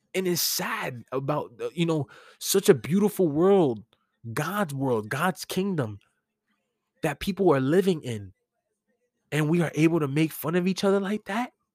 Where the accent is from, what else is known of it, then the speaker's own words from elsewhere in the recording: New York City, New York, United States; As a New Yorker